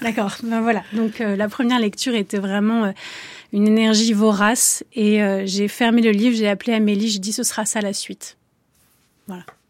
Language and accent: French; Avignon, Provence-Alpes-Côte d'Azur, France; je suis d'Avignon